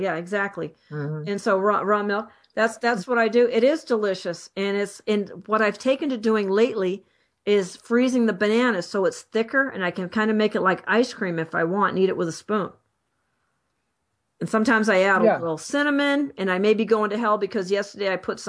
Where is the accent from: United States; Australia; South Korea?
United States; Boston, Massachusetts; I'm from Boston, so I say Celtic sometimes.